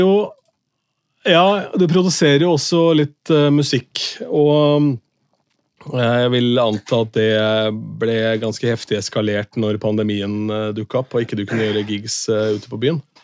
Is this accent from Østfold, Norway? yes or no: yes; Askim, Østfold, Norway; første radiokanalen jeg jobba for noen gang, hjemme i Askim, Radio City